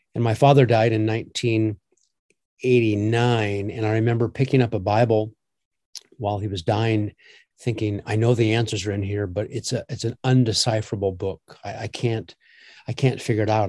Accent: Omaha, Nebraska, United States; I grew up in Omaha

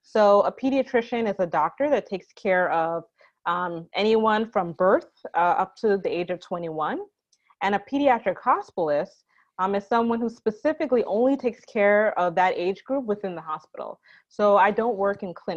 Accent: New York, United States; I am from New York. Actually, I'm the daughter of two Jamaican immigrants.

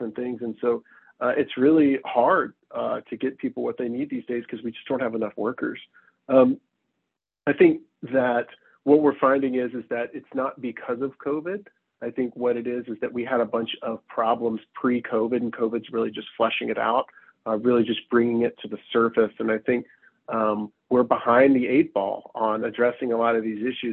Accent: Knoxville, Tennessee, United States; moved away as an adult; also born or lived in South Carolina / Virginia / Washington / North Carolina; now in Bellevue, United States; I was born and raised in East Tennessee, Knoxville, to be exact

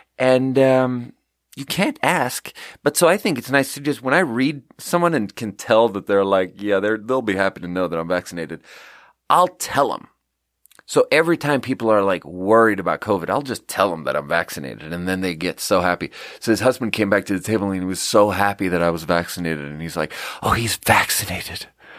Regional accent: Sweden; English is a second language; And I'm like, yeah, so I'm from Sweden. And … is a very normal name in Sweden.

